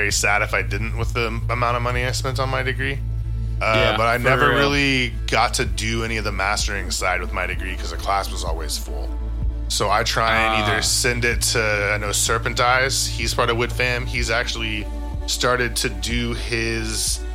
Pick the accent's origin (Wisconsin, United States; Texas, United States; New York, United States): Texas, United States; I'm from Texas